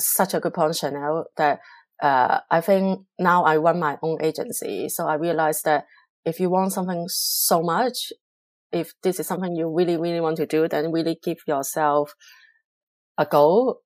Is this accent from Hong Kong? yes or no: yes; Hong Kong; English is a second language; moved away as an adult; also born or lived in Singapore; now in London, United Kingdom; I'm originally from Hong Kong, China